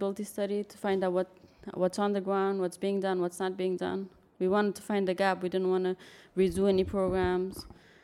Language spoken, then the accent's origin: English; New York City, New York, United States; also born or lived in Afghanistan; I was born in Afghanistan, but I was raised in New York City